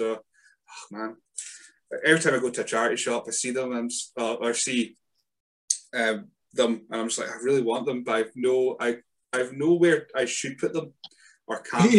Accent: the Northeast, North East England, United Kingdom; I'm from the Northeast

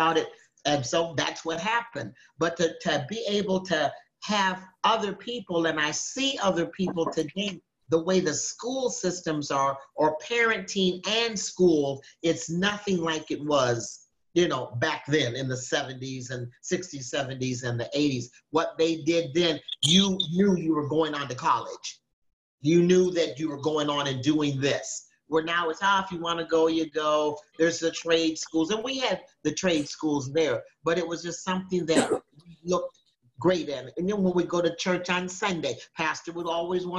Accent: Minneapolis, Minnesota, United States; I was raised in Minneapolis, Minnesota

